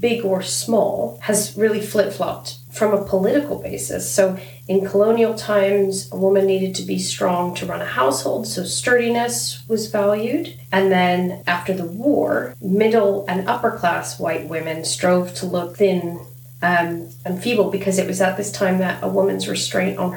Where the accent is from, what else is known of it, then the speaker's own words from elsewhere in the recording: Southern California, United States; we were raised in Southern California